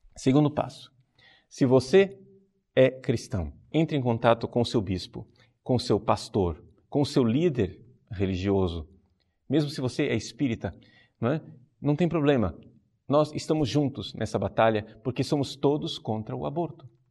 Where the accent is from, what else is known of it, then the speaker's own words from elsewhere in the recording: Brazil; como brasileiros